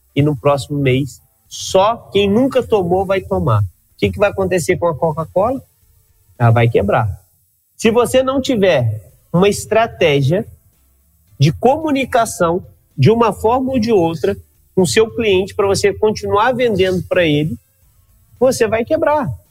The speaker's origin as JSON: {"language": "Portuguese", "region": "Minas Gerais", "country": "Brazil", "said": "Eu sou mineiro"}